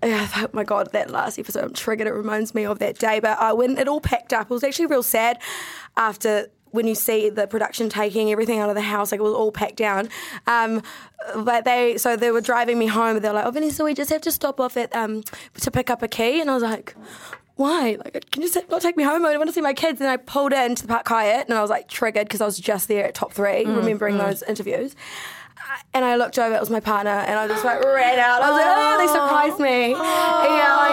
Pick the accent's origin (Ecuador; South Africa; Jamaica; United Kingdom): United Kingdom; now in New Zealand; I'm a British bitch.